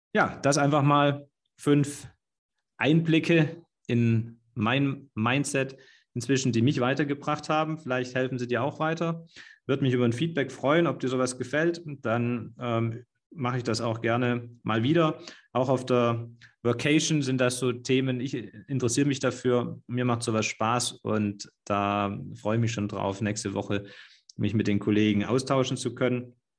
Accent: Swabia, Germany; für mich als Schwaben

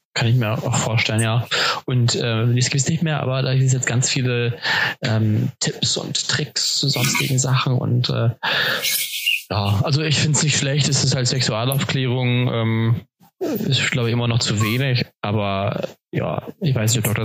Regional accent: Cuxhaven, Lower Saxony, Germany; moved away as an adult; in eine WG zu ziehen in, in meiner Heimat, ähm, in Cuxhaven

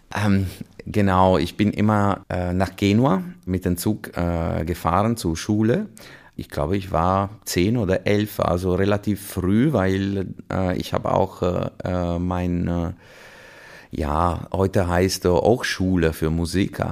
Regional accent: Chiavari, Liguria, Italy; German is a second language; moved away as an adult; also born or lived in Vienna / Milan / Hanover / Würzburg; now in Essen, Germany; ich bin in Santa Margherita Ligure geboren. Äh, also direkt ist, am Meer? Genau, das ist einfach Aha. diese Nachbarortschaft vom äh, Portofino, die jeder kennt und tatsächlich äh, aufgewachsen in Chiavari

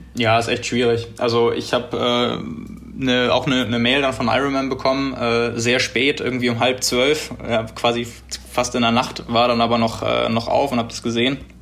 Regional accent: Hamburg / Northern Germany, Germany; wir als Hamburger oder Norddeutsche

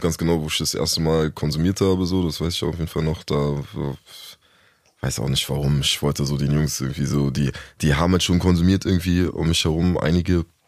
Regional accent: Berlin, Germany; also born or lived in Hamburg; bin äh, geboren in Hamburg und mit ah, okay. anderthalb oder so kurz vor meinem zweiten Lebensjahr nach Berlin gekommen. Seitdem hier gestrandet

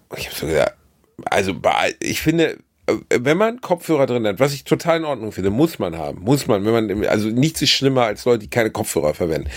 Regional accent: Germany; accent: German; mit meinem schlechten deutschen Dialekt

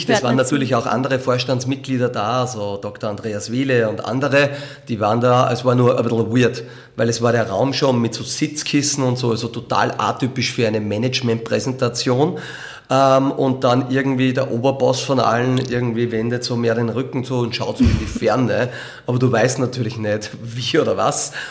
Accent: Linz, Upper Austria, Austria; Ja, na, das ist äh, Linz natürlich meine Heimatstadt und Sport gehört dazu.

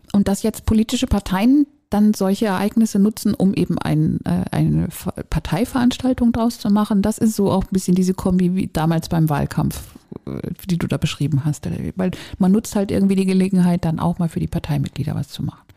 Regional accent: Northern Germany, Germany; Und ich bin in Norddeutschland aufgewachsen

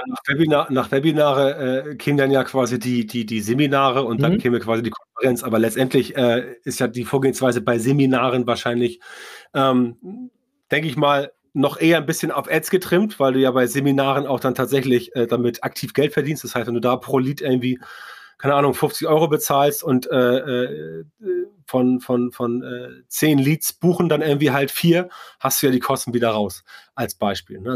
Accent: Northern Germany, Germany; als Norddeutscher

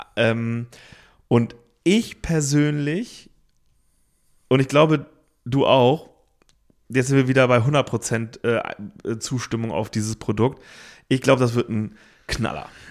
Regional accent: Hamburg, Germany; moved away as an adult; also born or lived in Cologne; wir als Hamburger äh, Kids, als wir da nach Köln gezogen sind

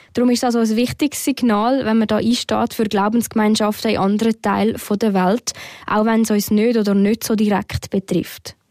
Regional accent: Switzerland; hier bei uns in der Schweiz

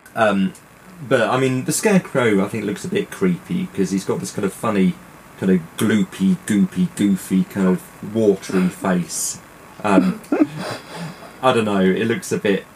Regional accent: United Kingdom; being British

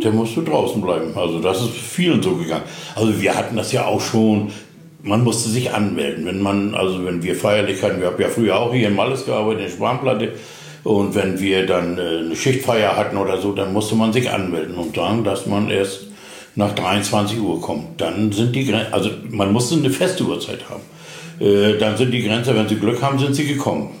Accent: Züssow, Mecklenburg-Vorpommern, Germany; moved away as an adult; also born or lived in Dömitz / Wismar; now in Rüterberg, Germany; geboren bin ich eigentlich in Züssow im Landkreis Greifswald

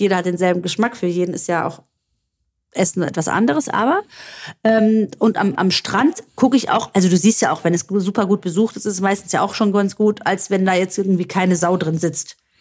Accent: Stavros, Greece; moved away; in Stavros liegen werde, wo ich herkomme

